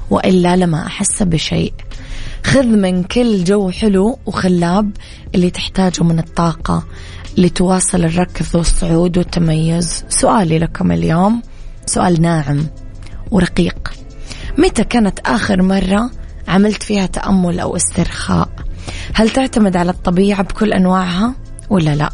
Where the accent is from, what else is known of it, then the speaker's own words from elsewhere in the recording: Eastern Province, Saudi Arabia; بما أني من الشرقية سهل أروح البر والبحر والمزارع